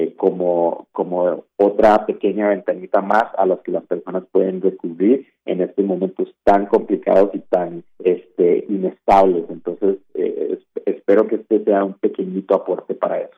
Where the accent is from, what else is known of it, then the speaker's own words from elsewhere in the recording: Costa Rica; Costa Rica, que es de donde yo soy